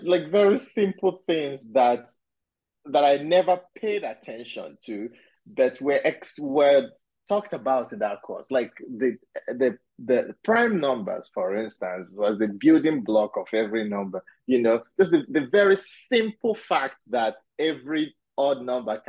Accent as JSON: {"language": "English", "country": "Nigeria", "also_born_or_lived": "Pittsburgh, United States", "moved": "yes", "lives_now": "United States", "said": "I'm Nigerian originally. And when I moved to the US, that was the city I landed in. And I stayed there for 14 years"}